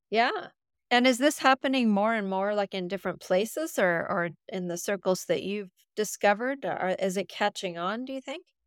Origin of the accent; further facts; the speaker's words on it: Canada; I'm from Canada